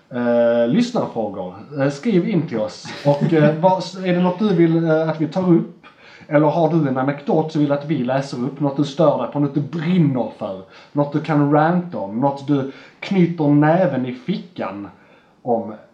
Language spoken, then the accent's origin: Swedish; Skåne, Sweden; Alltså, å, jag, som skåning